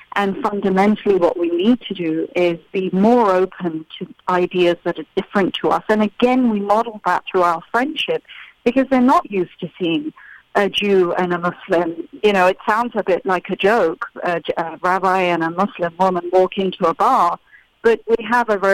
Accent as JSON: {"language": "English", "country": "United Kingdom", "tie": "born or raised there", "said": "I'm British, because I was born and raised in the UK with Indian parents."}